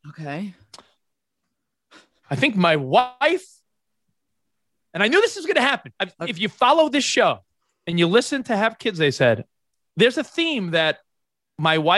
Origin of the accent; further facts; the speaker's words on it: Texas, United States; I'm the Texan. Should I intervene with the other